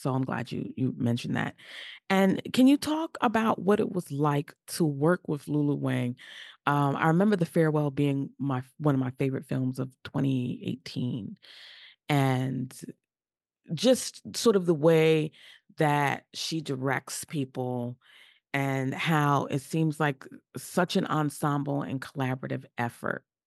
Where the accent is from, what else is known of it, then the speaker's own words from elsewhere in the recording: New York, United States; I'm from New York and that's where I currently live